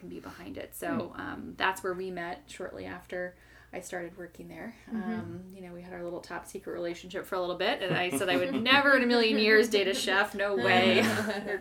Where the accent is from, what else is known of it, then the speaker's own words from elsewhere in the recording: Florida, United States; moved away as an adult; also born or lived in New York City; I'm from Florida originally